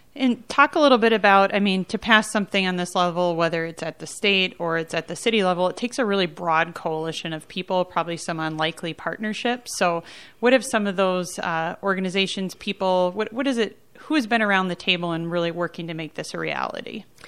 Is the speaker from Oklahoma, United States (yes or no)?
no; Duluth, Minnesota, United States; I'm from Duluth